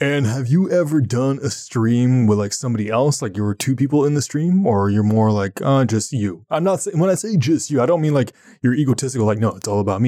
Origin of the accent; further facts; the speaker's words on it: Ottawa, Ontario, Canada; I'm from Ottawa